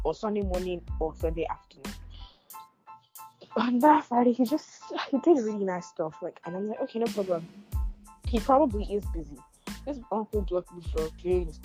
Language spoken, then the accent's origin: English; Nigeria; Being a Nigerian living in Nigeria